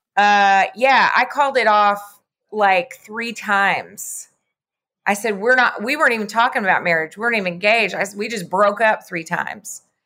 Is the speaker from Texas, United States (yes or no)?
yes; Lubbock, Texas, United States; moved away as an adult; also born or lived in Austin; now in Dallas, United States; I grew up in Lubbock